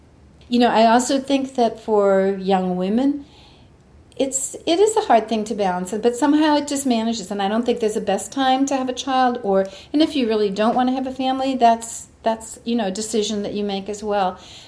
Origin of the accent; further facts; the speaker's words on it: England, United Kingdom; moved away as an adult; now in San Diego, United States; And we came from England to San Diego, which was a brand new university at that time.